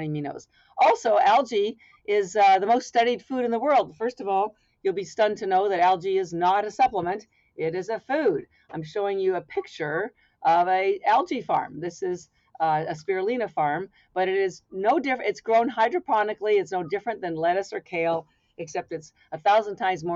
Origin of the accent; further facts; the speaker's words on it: Canada; now in Boston, United States; I'm actually Canadian by birth, although I've lived in Boston, Massachusetts for 33 years